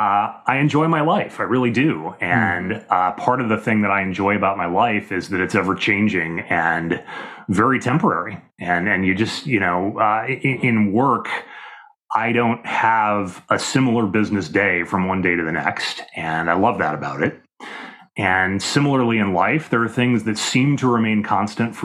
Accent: Midwest, United States; moved away as an adult; also born or lived in Washington, D.C.; I grew up in the Midwest, and, you know, that's a fairly modern area by historical standards, and then later moved to the East Coast as a young adult living in Washington, D.C.

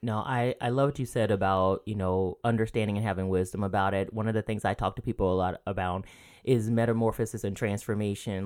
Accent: rural Georgia, United States; moved away; I grew up in the South

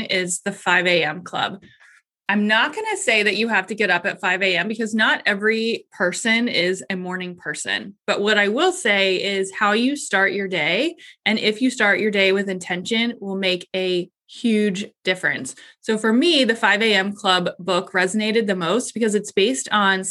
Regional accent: Columbus, Ohio, United States; I am from Columbus, Ohio.

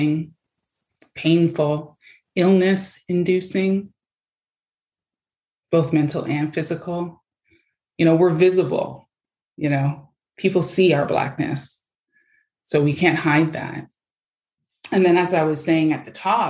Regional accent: Canada; also born or lived in Toronto, Ontario; now in Abbotsford, Canada; I'm from Canada

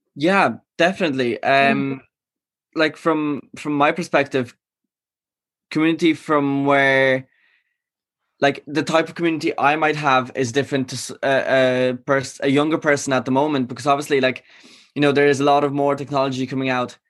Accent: Galway, Connacht, Ireland; also born or lived in Poland; i wasn't born in ireland i was born in poland mm-hmm. i came here when i was five so i left my community back in poland like you know mm. in mm-hmm. my hometown right. and i moved here to galway

